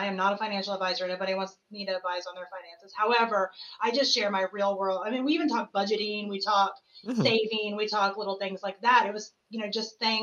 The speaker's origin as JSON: {"language": "English", "region": "the South", "country": "United States", "said": "I come from the South where you get married"}